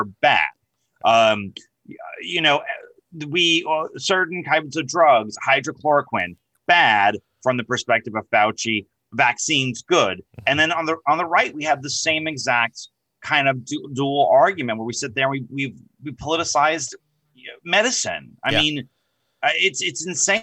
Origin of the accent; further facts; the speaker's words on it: New York, United States; accent: New York; I'm from New York. If you couldn't tell by my accent